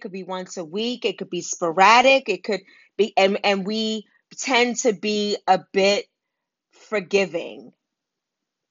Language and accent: English; New York City, New York, United States; I grew up in Harlem and Wagner Projects